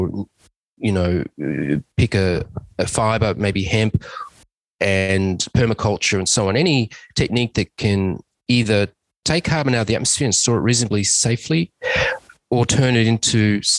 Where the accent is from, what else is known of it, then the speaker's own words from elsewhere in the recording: Australia; I'm an Australian civil engineer